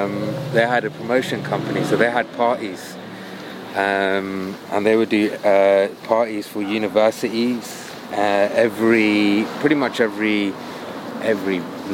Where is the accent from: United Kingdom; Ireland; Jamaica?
United Kingdom; London; moved away as an adult; now in Los Angeles, United States; So then I grew up, I was born and raised in London.